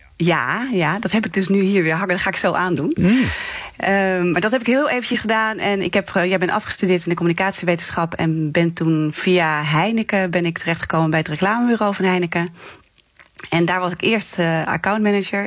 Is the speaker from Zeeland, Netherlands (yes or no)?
yes; Zeeland, Netherlands; ik kwam uit Zeeland